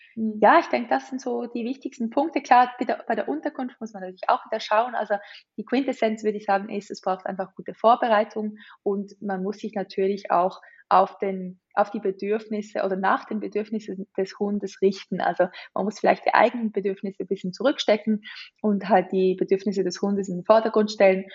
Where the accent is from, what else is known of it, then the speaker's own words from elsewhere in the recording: Switzerland; wir sind Schweizer